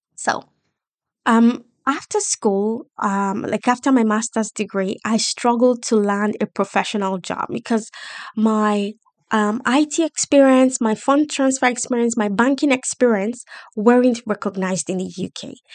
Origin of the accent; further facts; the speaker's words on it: Nigeria; moved away as an adult; also born or lived in London, United Kingdom; now in United Kingdom; I decided to leave my home country, Nigeria, after my first degree.